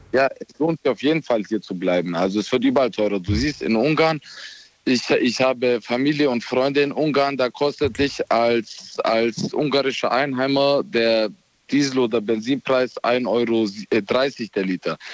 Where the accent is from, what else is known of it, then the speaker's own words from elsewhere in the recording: Romania; now in Ulm, Germany; ich bin gebürtiger Rumäne